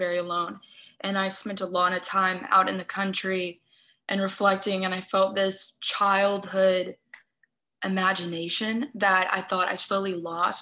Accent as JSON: {"language": "English", "town": "Austin", "region": "Texas", "country": "United States", "tie": "born or raised there", "also_born_or_lived": "New Hampshire", "lives_now": "Dallas, United States", "said": "I grew up in Austin. My family moved us to Dallas. That's where I'm from."}